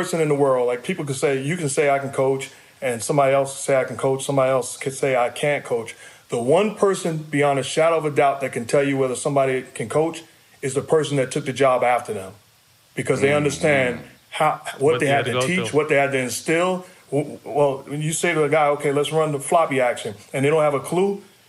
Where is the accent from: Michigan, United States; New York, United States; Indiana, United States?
New York, United States; Queens; also born or lived in Brooklyn; I was born in Brooklyn, lived there the first 7 years of my life, moved to Queens, and then living in Queens, I went to high school an hour and a half away